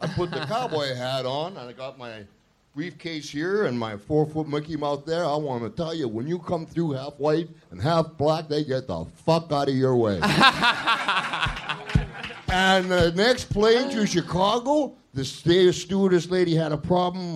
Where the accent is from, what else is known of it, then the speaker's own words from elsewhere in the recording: Canada; I'm from Canada